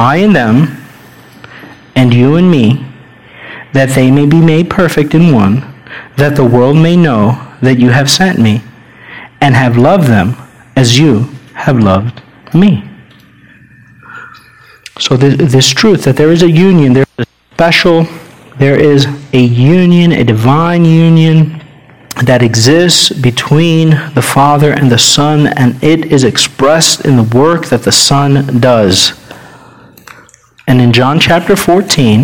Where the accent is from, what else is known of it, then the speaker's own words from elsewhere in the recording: United States; we're American